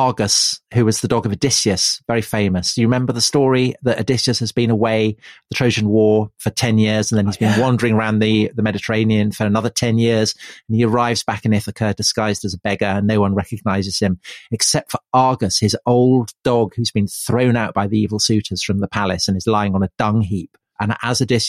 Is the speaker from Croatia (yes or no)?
no; England, United Kingdom; we're English as well.